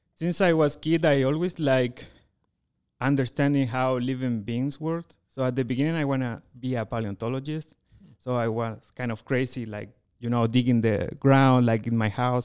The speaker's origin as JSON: {"language": "English", "country": "Chile", "also_born_or_lived": "United States / France", "first_language": "Spanish", "second_language": "English", "moved": "as an adult", "lives_now": "Colorado, United States", "said": "I am from Chile, uh, you know, from that very long country, a narrow country, very south in the world."}